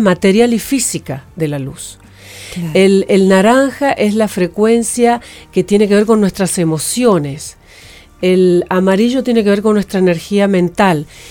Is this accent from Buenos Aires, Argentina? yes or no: no; Santiago del Estero, Argentina; moved away as an adult; also born or lived in La Cumbre, Córdoba / Tucumán; soy del norte, yo he nacido en Santiago del Estero, luego de los 8 a los 13 años viví en la cumbre Córdoba, ah, luego volví a Santiago